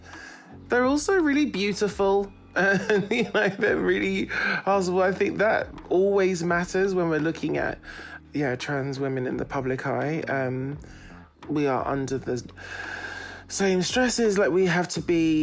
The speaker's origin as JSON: {"language": "English", "region": "London", "country": "United Kingdom", "said": "I'm from North London. I'm Jamaican and Zimbabwean"}